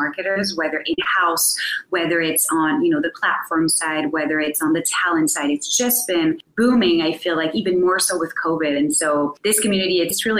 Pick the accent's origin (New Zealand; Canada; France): France; I'm myself French-American. So I am from France originally